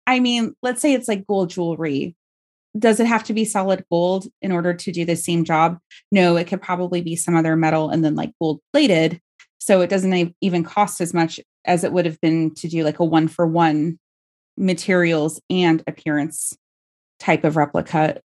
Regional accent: Bay Area, California, United States; I grew up in the Bay Area

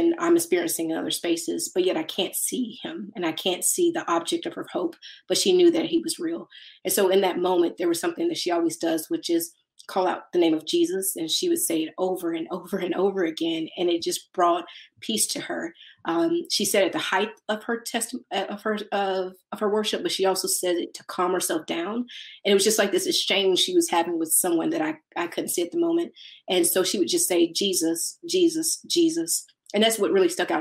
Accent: Mississippi, United States; I'm from Mississippi

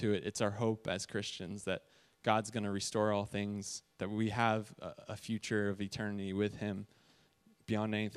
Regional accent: Massachusetts, United States; moved away as an adult; now in Los Angeles, United States; I'm from Massachusetts

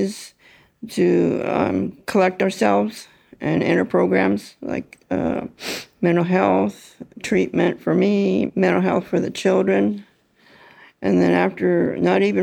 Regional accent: Seattle, Washington, United States; I'm Alaskan Aleut native, but I was born and raised in Seattle

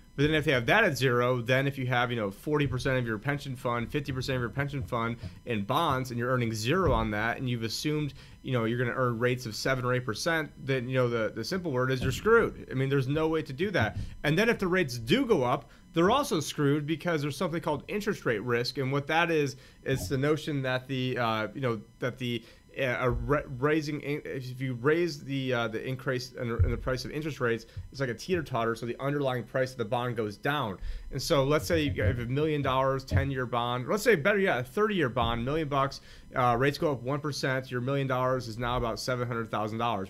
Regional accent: United States; I'm an American

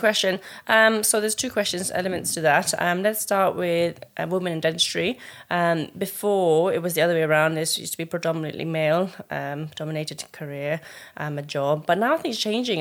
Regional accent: Colchester, East of England, United Kingdom; also born or lived in Mustang, Nepal; I grew up in Colchester since I was eight, nine years old and lived there, you know, army background, Nepali family, um, settled there

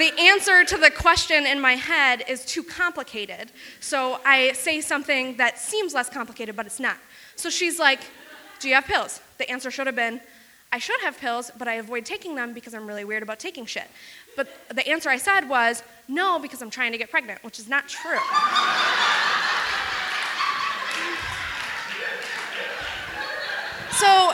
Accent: Wisconsin, United States; I grew up in rural Wisconsin

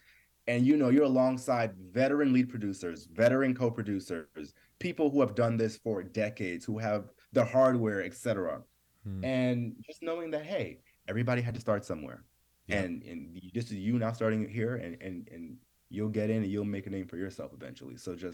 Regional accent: New York, United States; I was from New York. I wasn't from LA.

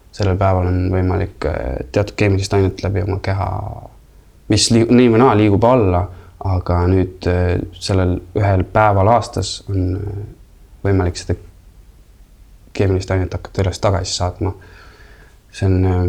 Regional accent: Estonia; also born or lived in United States; siis tuled Eestisse ja milline šokk, sa oled äh, kaheksa-aastane

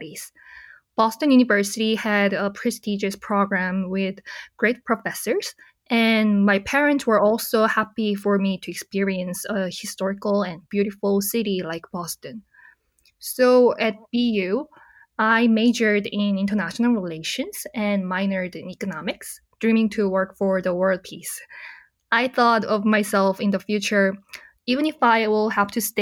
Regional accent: Seoul, South Korea; I was born in Seoul, Korea, and ever since I was little, I wanted to become a Korean diplomat

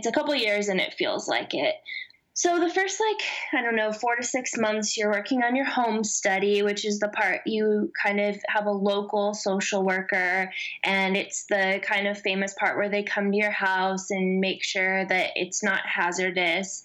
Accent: Missouri, United States; moved away as an adult; now in Nashville, United States; I consider myself from the Midwest, I guess, because I grew up in Missouri my whole life and moved to Nashville 2 years ago.

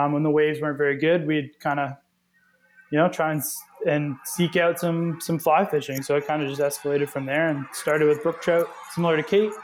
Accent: outside Peterborough, Ontario, Canada; now in Lunenburg, Canada; I grew up in Ontario, just outside Peterborough and Stony Lake.

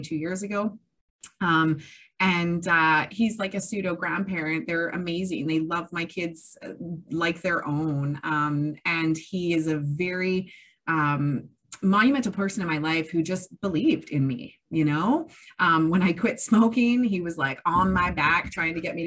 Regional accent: Kamloops, British Columbia, Canada; I was born and raised in Kamloops, so I know a lot of people around here

